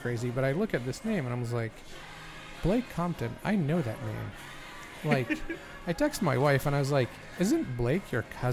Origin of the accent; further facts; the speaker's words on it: Egypt; moved away; Growing up in Egypt, just in case you didn't know that. I did grow up in Egypt.